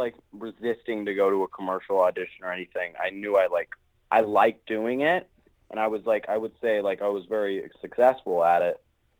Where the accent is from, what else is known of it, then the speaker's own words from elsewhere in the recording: Los Angeles, California, United States; I'm actually from Los Angeles, if you've ever heard of it. the City of Angels.